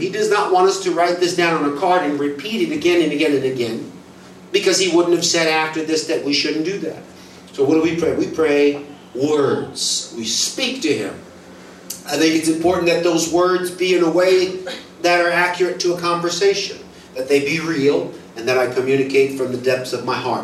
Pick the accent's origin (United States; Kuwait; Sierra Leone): United States; I'm American